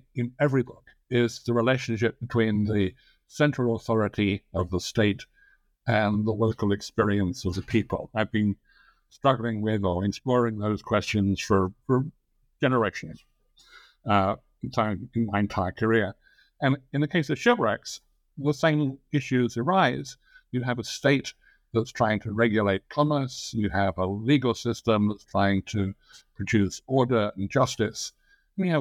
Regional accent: England, United Kingdom; accent: English; moved away as an adult; now in United States; I'm an English historian. I think I still have an English accent, although I've lived in the United States for more than 50 years.

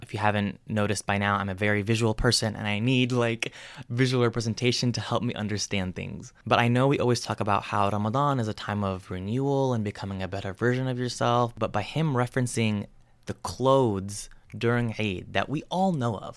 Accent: United States; someone like me who was born and raised in the States

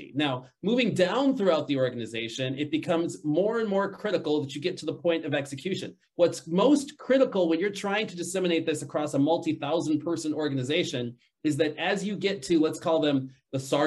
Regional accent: Chicago, Illinois, United States; I grew up in Chicago

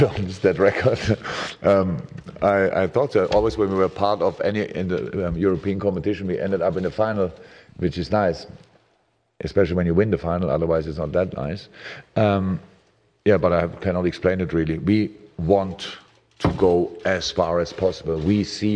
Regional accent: Germany; moved away; I'm from Germany

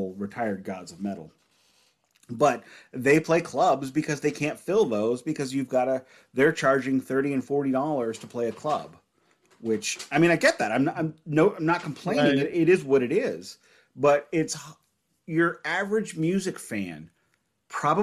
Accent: St. Louis, Missouri, United States; we're both from St. Louis

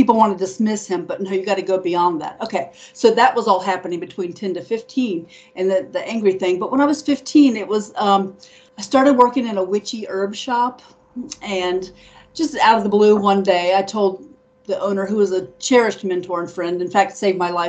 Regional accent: Dayton, Ohio, United States; moved away; also born or lived in New Orleans, Louisiana; I lived there. I'm from Dayton, Ohio.

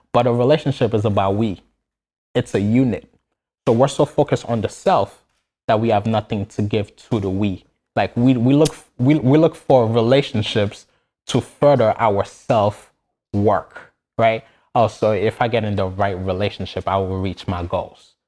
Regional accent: Haiti; moved away; I, I was born and raised in Haiti

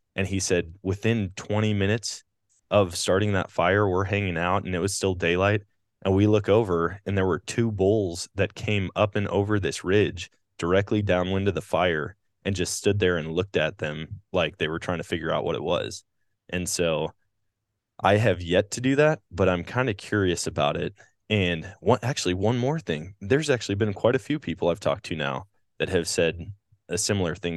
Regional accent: Wisconsin, United States; growing up in Wisconsin

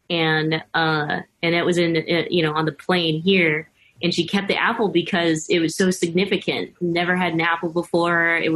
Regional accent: United States; born there; And even for myself, you know, I was born here in the States, but hearing my mom talk about coming to America is always incredibly emotional.

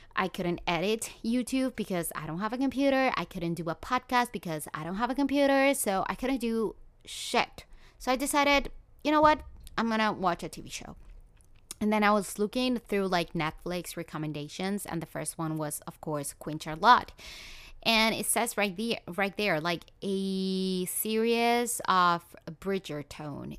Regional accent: Colombia; moved away; I'm from Colombia.

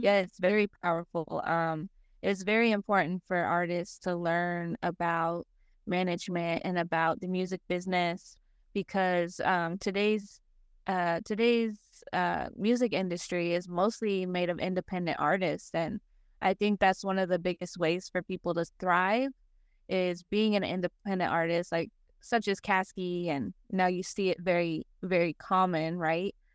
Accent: Las Vegas, Nevada, United States; born or raised there; moved away as an adult; also born or lived in Denver, Colorado; now in Arkansas, United States

